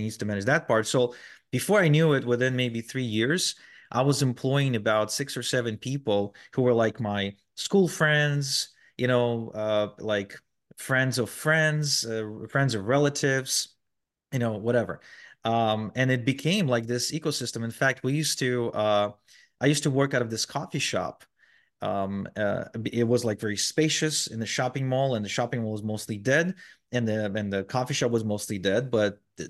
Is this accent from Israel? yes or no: yes; Israel; also born or lived in Ukraine; we moved from Ukraine to Israel